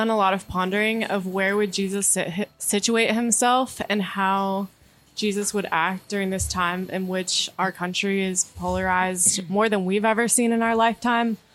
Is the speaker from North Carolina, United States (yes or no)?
yes; North Carolina, United States; I actually grew up in this area and I'm a third year Duke Divinity and MSW student.